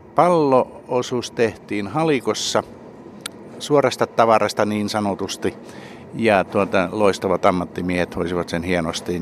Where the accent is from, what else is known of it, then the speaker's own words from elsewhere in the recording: Savonia, Finland; me molemmat olemme Savosta